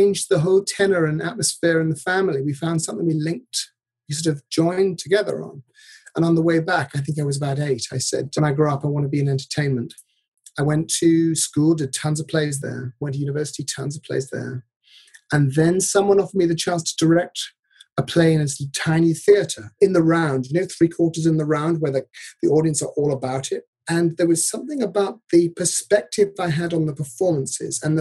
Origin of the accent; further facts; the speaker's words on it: Devon, South West England, United Kingdom; I grew up in Devon